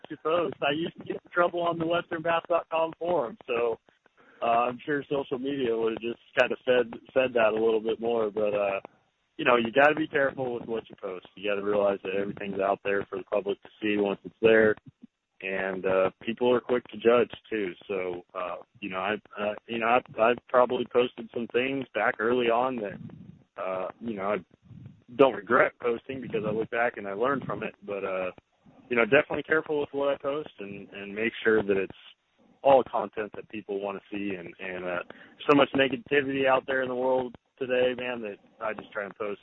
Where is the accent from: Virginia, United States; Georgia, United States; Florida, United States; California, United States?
California, United States; Northern; moved away as an adult; now in Guntersville, United States; I definitely don't forget that I came from Northern California, and I don't think I'd be near the fisherman that I am if I wasn't from here.